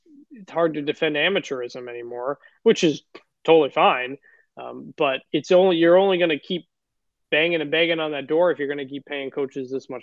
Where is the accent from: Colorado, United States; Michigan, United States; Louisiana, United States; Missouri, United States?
Michigan, United States; Detroit; I am from Detroit